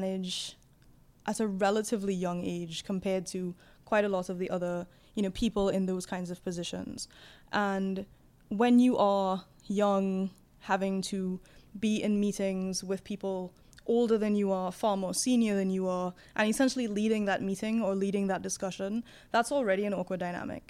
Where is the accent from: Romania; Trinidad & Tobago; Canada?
Trinidad & Tobago; moved away as an adult; also born or lived in London, United Kingdom; I was raised in the Caribbean